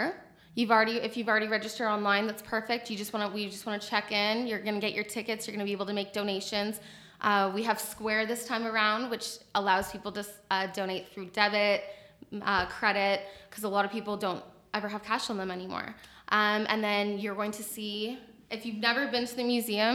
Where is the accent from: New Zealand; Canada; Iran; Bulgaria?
Canada; Kitchener, Ontario; KW, born and raised